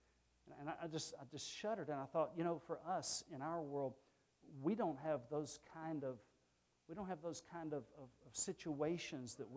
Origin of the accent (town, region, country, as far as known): Texas, United States; moved away